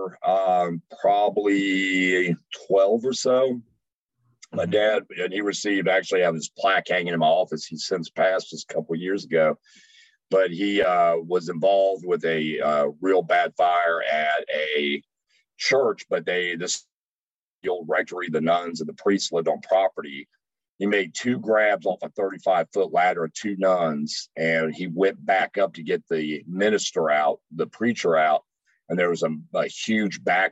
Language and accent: English; Dayton, Ohio, United States; Up north, growing up in Ohio